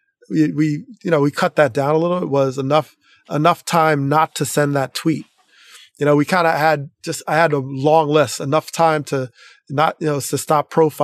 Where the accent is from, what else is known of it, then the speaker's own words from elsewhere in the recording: Teaneck, New Jersey, United States; the experience I had growing up in Teaneck